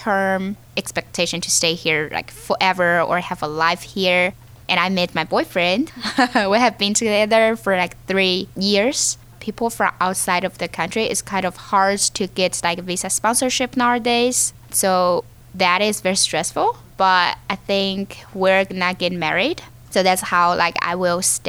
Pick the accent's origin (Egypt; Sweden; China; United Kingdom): China; Chengdu, Sichuan; moved away as an adult; also born or lived in Beijing / Hong Kong; now in Pittsburgh, United States; I grew up in Chengdu and I went to Beijing for my college.